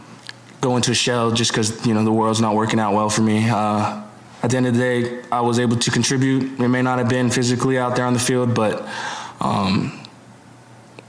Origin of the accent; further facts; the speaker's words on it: Hawaii, United States; moved away; Growing up in Hawaii